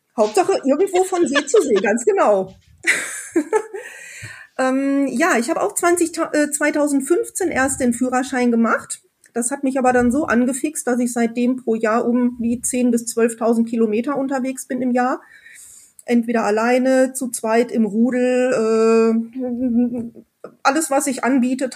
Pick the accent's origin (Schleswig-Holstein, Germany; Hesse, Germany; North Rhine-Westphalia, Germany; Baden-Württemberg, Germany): North Rhine-Westphalia, Germany; Sauerland; Ich komme aus dem Sauerland.